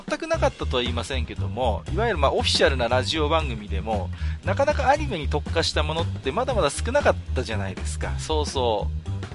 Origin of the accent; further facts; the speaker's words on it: Tohoku, Japan; 僕東北の人間ですけども